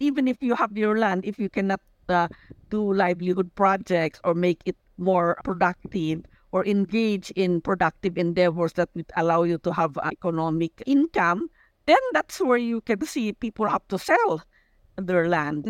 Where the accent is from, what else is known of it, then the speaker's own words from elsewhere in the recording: Besao, Cordillera Administrative Region, Philippines; I come from Busao, no, and we are Kankanaoy